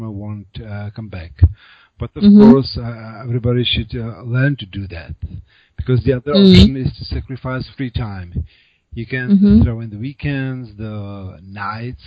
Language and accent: English; Prague, Czechia; first language Czech; English is a second language; I'm native Czech. I was born in Prague, so I have lived here all my life